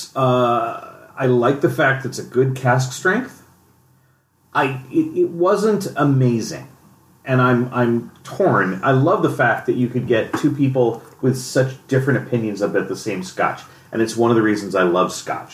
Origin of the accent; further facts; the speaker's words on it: San Diego, California, United States; I grew up in San Diego